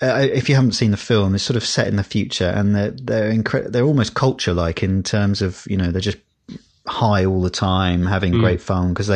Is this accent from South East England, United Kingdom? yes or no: yes; Windsor, South East England, United Kingdom; where I grew up in Windsor